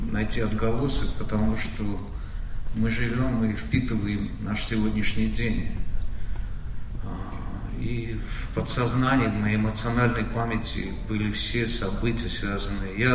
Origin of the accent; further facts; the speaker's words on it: Armenia; мы, армяне.